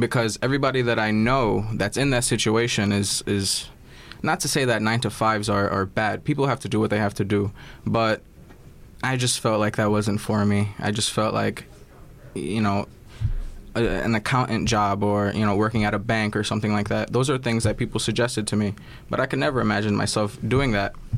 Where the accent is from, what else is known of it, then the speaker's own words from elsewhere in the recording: New York City, New York, United States; I was born and raised in Flatbush, Brooklyn